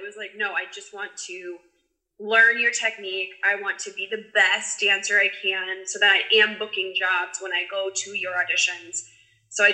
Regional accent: Arizona, United States; moved away as an adult; now in California, United States; I was born in California, but I was actually raised in Arizona

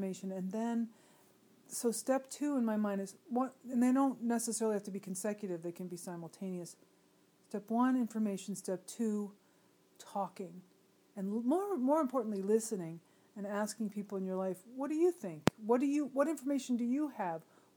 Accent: United States; as American middle-class people

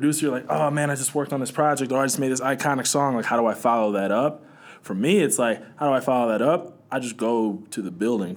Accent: Milwaukee, Wisconsin, United States; I'm from Milwaukee

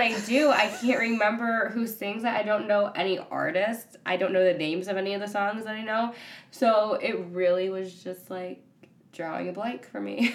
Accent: Ypsilanti, Michigan, United States; I'm also from Michigan, Ypsilanti area

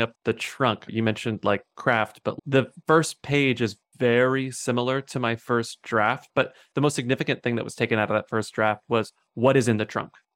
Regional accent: Devine, Texas, United States; moved away; the town where I grew up in Texas, which is called Dehennis, which is southwest of San Antonio

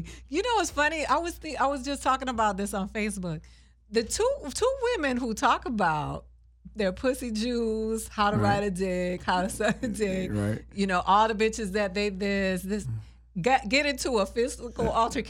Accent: Miami, Florida, United States; I grew up in Miami in a black and brown neighborhood.

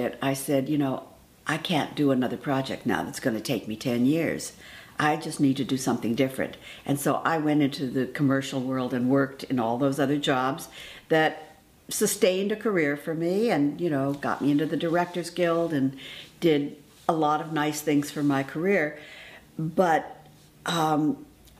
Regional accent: Los Angeles, California, United States; I was raised in Los Angeles, in East Los Angeles, actually, Boyle Heights

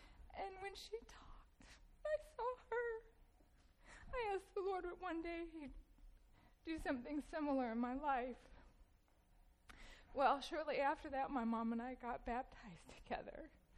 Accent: Louisville, Kentucky, United States; I originally am from Louisville. I grew up here in the Hurstbourne area and grew up Catholic.

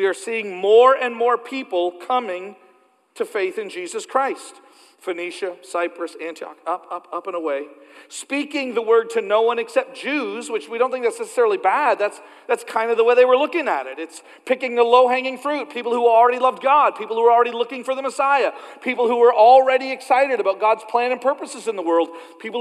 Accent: Canada; moved away; As a Canadian who grew up in a really, really small church

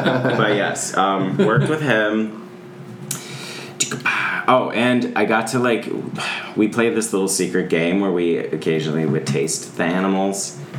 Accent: Cincinnati, Ohio, United States; moved away as an adult; also born or lived in California; I was born in Cincinnati. Cincinnati, Ohio

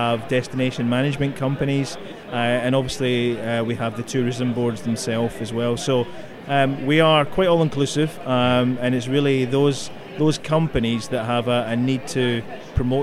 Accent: Glasgow, Scotland, United Kingdom; I come from that well-known Latin American destination, Glasgow, in Scotland

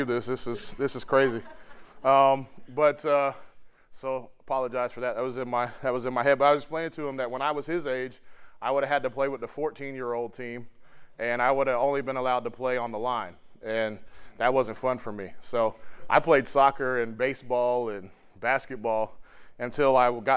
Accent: Florida, United States; moved away; I grew up in Florida

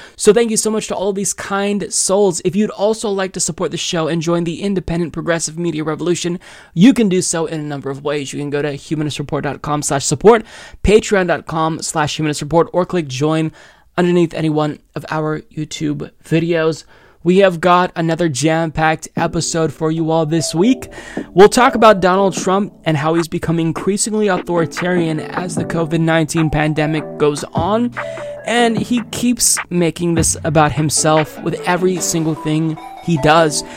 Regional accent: United States; as an American

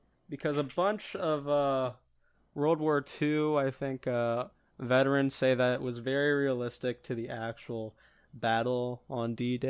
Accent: Iowa, United States; I'm from Iowa.

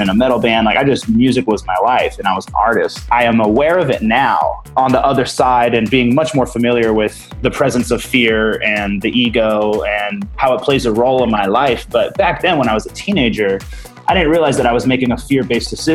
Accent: Santa Rosa, California, United States; moved away as an adult; also born or lived in San Diego; I was born and raised in Santa Rosa

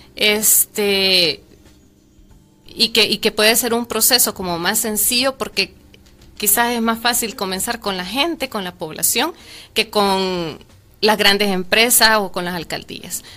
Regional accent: El Salvador; como salvadoreños

